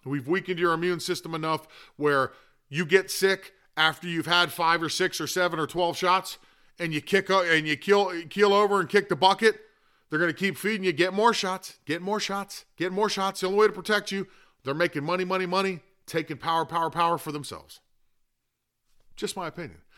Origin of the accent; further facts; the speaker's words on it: Florida, United States; it is my home state